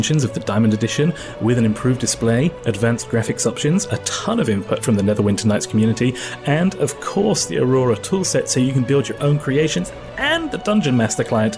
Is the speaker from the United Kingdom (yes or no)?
yes; United Kingdom; As a Brit, we don't really have Thanksgiving over here